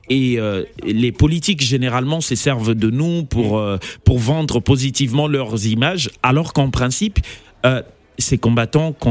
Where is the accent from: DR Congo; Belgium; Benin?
DR Congo; Kisangani, Tshopo; Donc, quand il m'arrive de parler, moi, je suis natif de Kisangani, vous pouvez taper sur Google la guerre de un jour